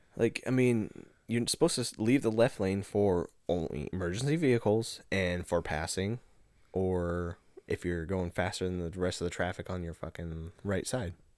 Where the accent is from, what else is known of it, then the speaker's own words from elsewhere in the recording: Nebraska, United States; moved away; We're from Nebraska